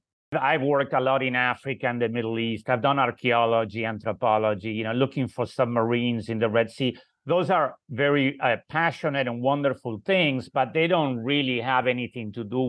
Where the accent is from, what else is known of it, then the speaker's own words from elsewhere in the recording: Argentina; moved away as an adult; now in Charlottesville, United States; I'm from Argentina, but as the movie Sometimes Somewhere shows, I have been around Charlottesville since 1977.